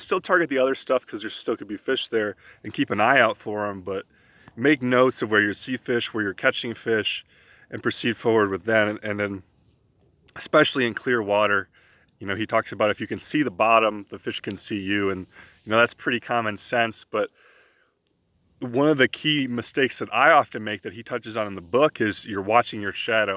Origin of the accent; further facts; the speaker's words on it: East Coast, United States; moved away; also born or lived in New York / Pennsylvania; I grew up on the East Coast in New York and in Pennsylvania doing a lot of my fishing there